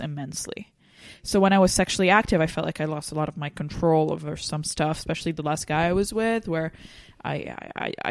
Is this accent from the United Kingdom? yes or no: no; Lebanon; English is a second language; moved away as an adult; now in United States